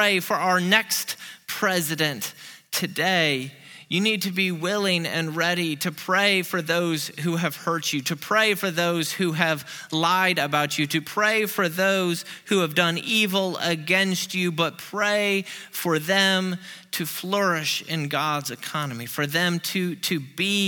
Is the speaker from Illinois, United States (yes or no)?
yes; Peoria, Illinois, United States; moved away as an adult; now in Memphis, United States; Peoria, to my hometown